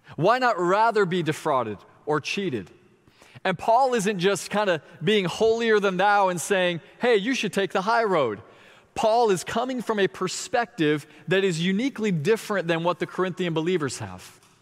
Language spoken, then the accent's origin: English; Florida, United States; my hometown